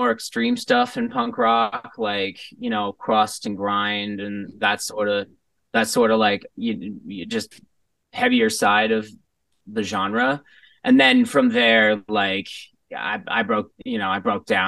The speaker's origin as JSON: {"language": "English", "region": "New York", "country": "United States", "tie": "born or raised there", "also_born_or_lived": "Los Angeles", "said": "I grew up in New York my whole life. I'm an East Coaster, like from the heart, thoroughly."}